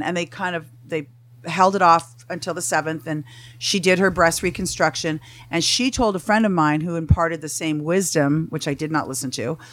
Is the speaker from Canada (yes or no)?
yes; Canada; moved away as an adult; also born or lived in Huntington Beach; now in Tarzana, United States; I'm from Canada. I, I froze my ass off for 23 years